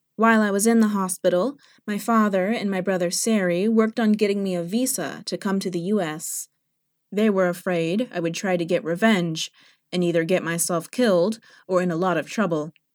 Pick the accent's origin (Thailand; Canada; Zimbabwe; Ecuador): Thailand; English is a second language; moved away as an adult; also born or lived in California; now in Missouri, United States; Holidays were much different in Thailand than they are here